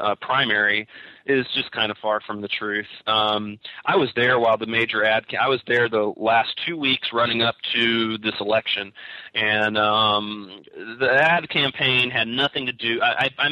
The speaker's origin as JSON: {"language": "English", "region": "Kentucky", "country": "United States", "tie": "born or raised there", "moved": "as an adult", "lives_now": "Humboldt County, United States", "said": "the state of Kentucky, my home state"}